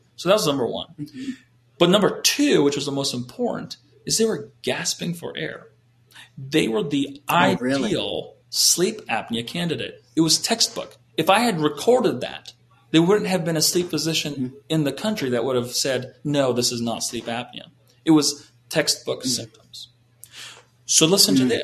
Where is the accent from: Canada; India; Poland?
Canada; moved away; I was raised in Canada